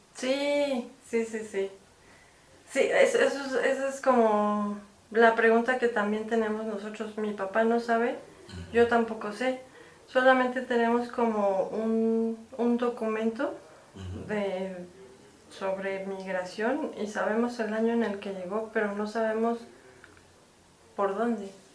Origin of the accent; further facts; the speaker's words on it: Mexico; soy mexicana